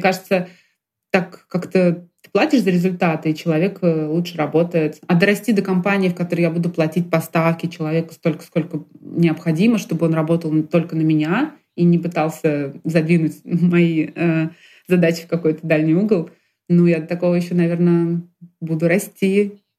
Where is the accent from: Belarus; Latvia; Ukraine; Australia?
Ukraine; Kyiv; moved away as an adult; also born or lived in Russia; now in Moscow, Russia; я родилась в России и жила первые несколько лет в России, в Киеве оказалась просто в детстве с, с мамой